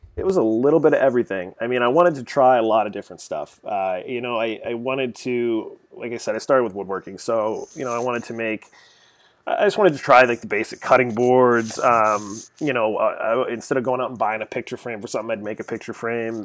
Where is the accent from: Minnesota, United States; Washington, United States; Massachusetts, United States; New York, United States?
Massachusetts, United States; Arlington; grew up here in Massachusetts, just outside of Boston, uh, a little town called Arlington